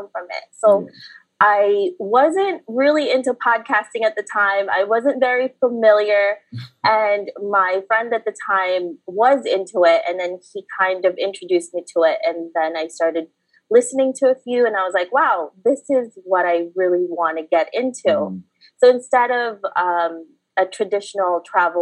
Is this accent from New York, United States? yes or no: yes; New York City, New York, United States; English is a second language; also born or lived in Philippines; I was born in the Philippines, and then I grew up in New York City